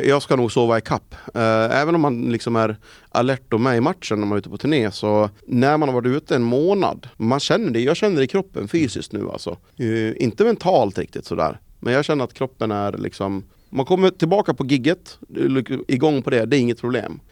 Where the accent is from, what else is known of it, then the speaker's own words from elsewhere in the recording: Sweden; vad vi är vana vid hemma i Sverige